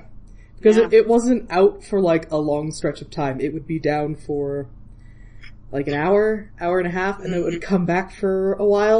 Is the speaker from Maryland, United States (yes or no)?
no; Iowa, United States; now in Colorado, United States; Iowa, I grew up in Iowa